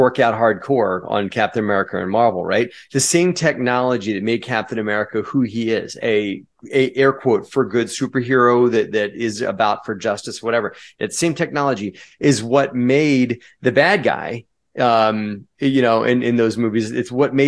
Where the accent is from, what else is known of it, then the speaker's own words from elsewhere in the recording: United States; I'm an American